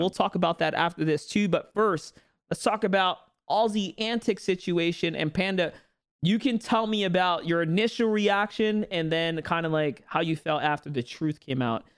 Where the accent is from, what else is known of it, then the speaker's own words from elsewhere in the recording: New York City, New York, United States; where I grew up, New York City